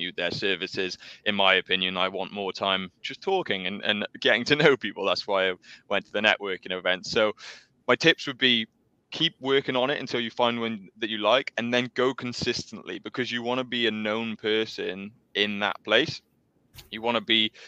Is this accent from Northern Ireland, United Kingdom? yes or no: no; South Wales, United Kingdom; My background, I'm from South Wales.